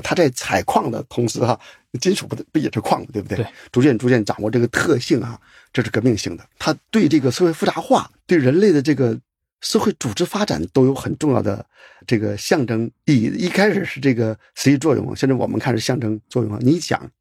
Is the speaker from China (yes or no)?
yes; China; 我们中国人